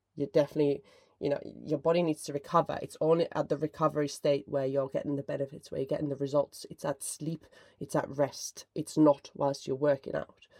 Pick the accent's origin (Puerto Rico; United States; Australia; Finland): Finland; but I am from Finland